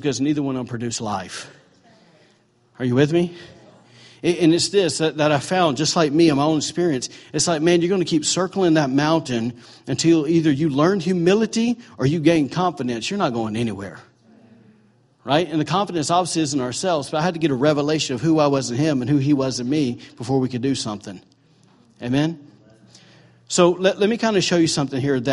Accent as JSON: {"language": "English", "region": "Alabama", "country": "United States", "moved": "yes", "lives_now": "Maine, United States", "said": "I'm from Bama"}